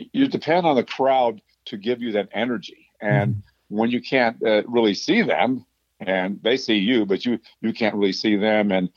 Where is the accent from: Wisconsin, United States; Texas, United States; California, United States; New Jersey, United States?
California, United States; Los Angeles; also born or lived in San Diego; now in Sedona, United States; I grew up in Los Angeles. That's where I was born.